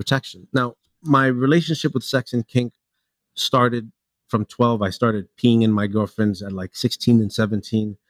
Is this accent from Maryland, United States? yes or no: no; New York City, New York, United States; also born or lived in Hialeah, Florida; I grew up in New York City. I was born in Florida, in Hialeah. I moved to New York around 4 or 5 years old.